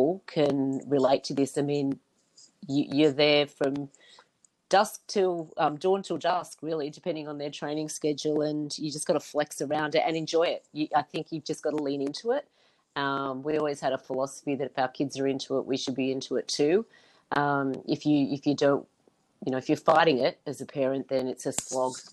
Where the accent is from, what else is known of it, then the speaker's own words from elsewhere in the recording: New South Wales, Australia; I grew up in New South Wales